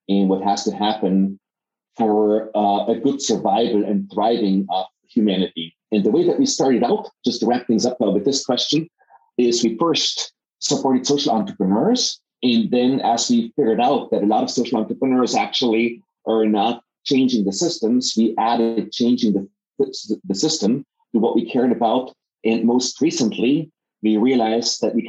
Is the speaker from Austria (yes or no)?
yes; Innsbruck, Tyrol, Austria; moved away as an adult; also born or lived in Vienna / Silicon Valley; my background is that I am from Innsbruck, Austria